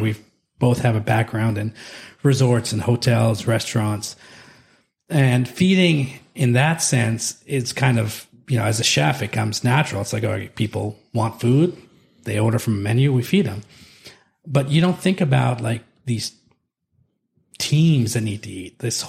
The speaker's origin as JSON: {"language": "English", "region": "California", "country": "United States"}